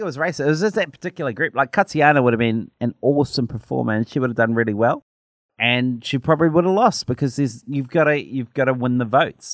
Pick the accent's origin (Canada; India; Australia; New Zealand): New Zealand; my New Zealand passport